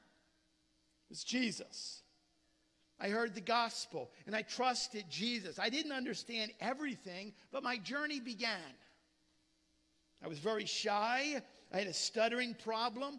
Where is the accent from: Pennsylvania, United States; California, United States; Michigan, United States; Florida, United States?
Pennsylvania, United States; Philadelphia; I was born in Philadelphia